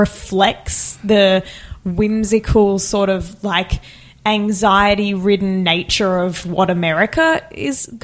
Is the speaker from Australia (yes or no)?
yes; Bowen Mountain, New South Wales, Australia; Out in a place called Bowen Mountain, which is near the Blue Mountains, sort of Bilpin, Hawkesbury side right. of the Blue Mountains